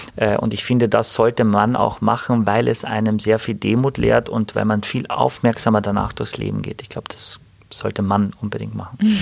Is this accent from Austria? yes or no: yes; Wörthersee, Carinthia, Austria; now in Hamburg, Germany; irgendwo am Wörthersee, da wo ich herkomme, wo ich geboren bin